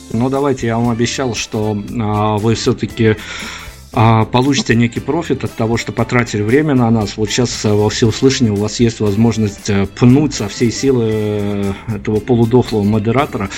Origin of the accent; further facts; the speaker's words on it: Belarus; я белорус